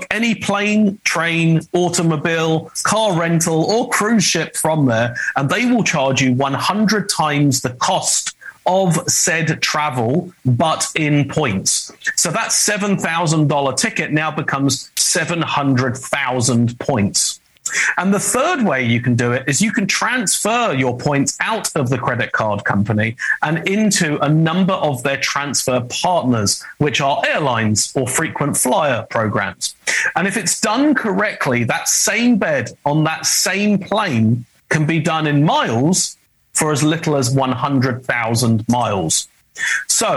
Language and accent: English; United Kingdom; accent: British; now in Los Angeles, United States; my British accent. I'm American. I live in Los Angeles